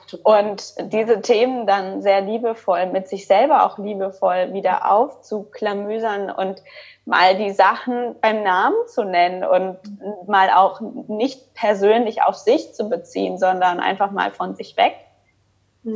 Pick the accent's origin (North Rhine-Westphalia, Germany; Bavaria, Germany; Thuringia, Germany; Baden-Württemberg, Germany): North Rhine-Westphalia, Germany; Cologne; now in Stuttgart, Germany; ich bin in Deutschland geboren auch, ähm, in Köln und da bin ich halt auch aufgewachsen